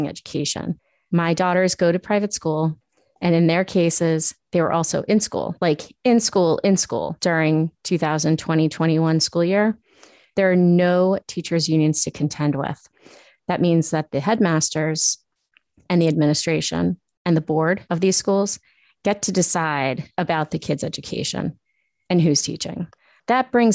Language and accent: English; Long Island, New York, United States; moved away as an adult; also born or lived in Queens, New York; now in Boston, United States; I went to a parochial school from first to fifth grade, and then my dad suddenly died, and we moved from Queens to Long Island. The public schools where I grew up were amazing.